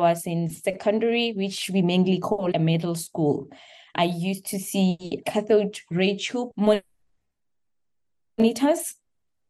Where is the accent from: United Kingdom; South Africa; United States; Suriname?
South Africa; Dry Harts, North West; I grew up in South Africa in a small village called Dry Hearts in Northwest.